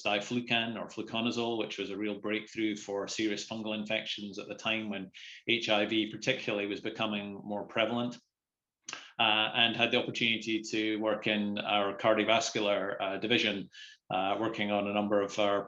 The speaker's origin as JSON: {"language": "English", "area": "Dumfriesshire", "region": "Scotland", "country": "United Kingdom", "tie": "born or raised there", "also_born_or_lived": "Lockerbie / Glasgow", "moved": "as an adult", "said": "I was born and brought up in Dumfriesshire in the middle of farming country."}